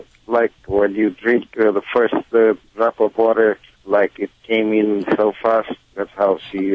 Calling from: Los Angeles, California, United States; I'm calling from Reseda, North Hills, actually.

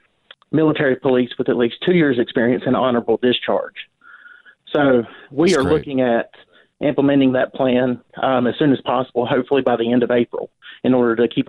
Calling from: Stanley County, North Carolina, United States; I am from Stanley County, North Carolina, a school board member.

